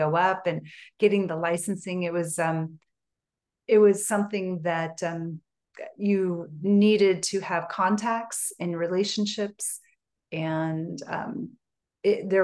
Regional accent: Portland, Oregon, United States; also born or lived in Colorado; now in Northern California, United States; I grew up in Portland, Oregon

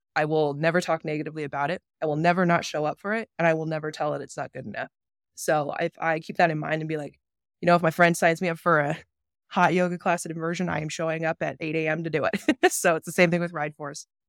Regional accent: Billings, Montana, United States; moved away as an adult; also born or lived in Atlanta, Georgia / Bozeman, Montana; now in Jackson, United States; I am unfortunately from Billings, Montana, the great metropolis of refineries that it is. that is where I grew up and was raised

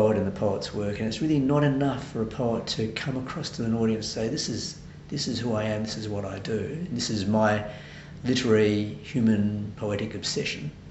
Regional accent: Adelaide, South Australia, Australia; moved away as an adult; now in Sydney, Australia; I'm originally from Adelaide.

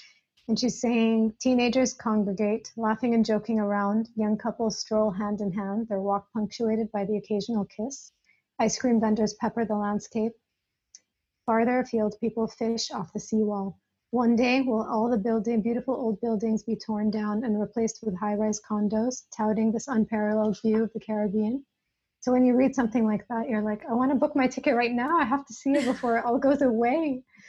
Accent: United States; As an American, it's a place I haven't been able to visit easily in the past.

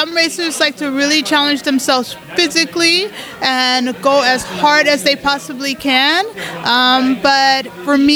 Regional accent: Colorado, United States; and I'm from Colorado um, in the US.

